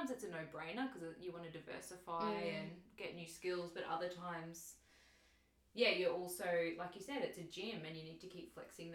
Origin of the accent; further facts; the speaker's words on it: Queensland, Australia; moved away; also born or lived in Victoria; I'm from Queensland